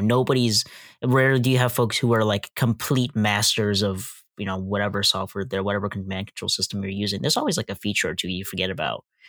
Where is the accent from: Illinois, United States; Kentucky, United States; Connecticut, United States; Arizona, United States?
Illinois, United States; West Chicago; I'm from West Chicago